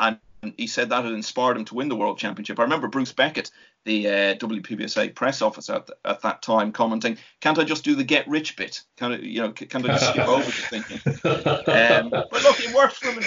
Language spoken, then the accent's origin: English; Ireland; as an Irishman